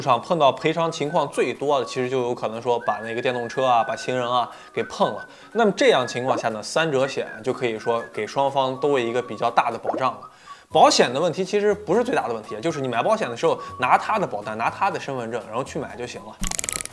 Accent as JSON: {"language": "Chinese", "region": "Northwest China", "country": "China", "tie": "born or raised there", "moved": "yes", "said": "我老家西北那一块儿"}